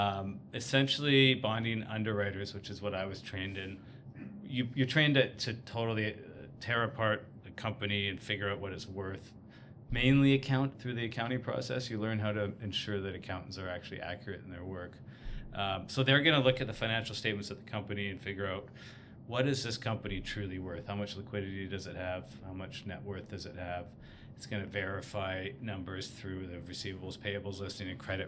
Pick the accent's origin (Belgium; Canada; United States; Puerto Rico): Canada; Victoria, British Columbia; work for JLT in Victoria, my hometown